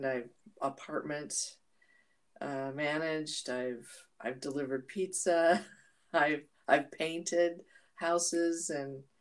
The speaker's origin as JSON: {"language": "English", "town": "Cambridge", "region": "Minnesota", "country": "United States", "tie": "born or raised there", "also_born_or_lived": "Utah", "moved": "yes", "said": "I was born in Cambridge, Minnesota in 1957. It seems like centuries ago. Grew up in a haven. It was on a lake."}